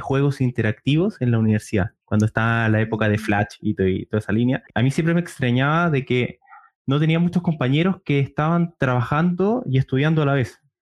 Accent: Chile; yo soy de Chile

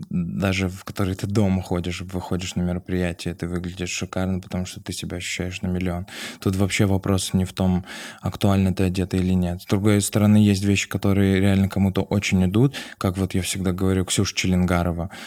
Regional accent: Vladikavkaz, North Ossetia–Alania, Russia; moved away; когда я приехал из Владикавказа. У меня вообще не было денег.

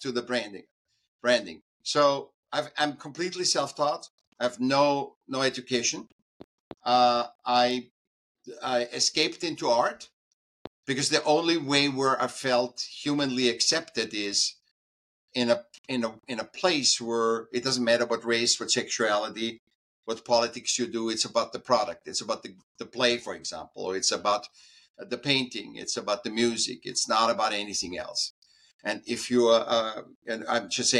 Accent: Vienna, Austria; I was born in Vienna in Austria.

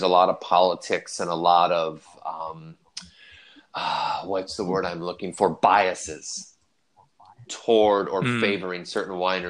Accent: Illinois, United States; But I'm from Illinois.

